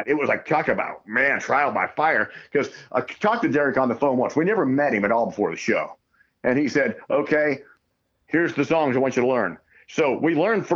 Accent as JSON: {"language": "English", "country": "United States", "said": "I'm an American. I'm used to American things"}